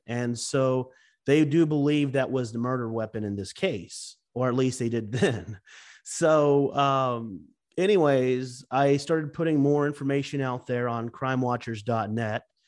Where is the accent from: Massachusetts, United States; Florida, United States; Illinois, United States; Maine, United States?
Florida, United States; Lake City; here in my hometown of Lake City